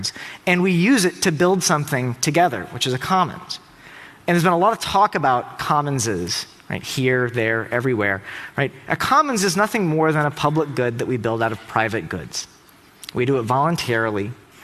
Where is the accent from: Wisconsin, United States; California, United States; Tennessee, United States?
Tennessee, United States; I'm from Tennessee